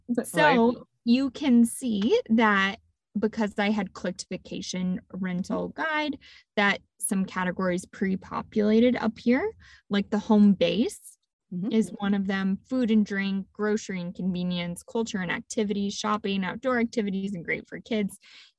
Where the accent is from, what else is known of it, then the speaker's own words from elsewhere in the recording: Texas, United States; Yes, I'm from Texas originally